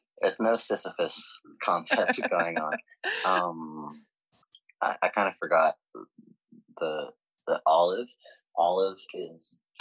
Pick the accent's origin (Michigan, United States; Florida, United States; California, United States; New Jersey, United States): California, United States; Santa Cruz; I was born in Santa Cruz